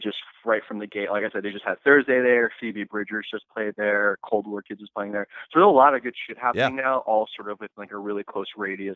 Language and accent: English; New Jersey, United States; we're from New Jersey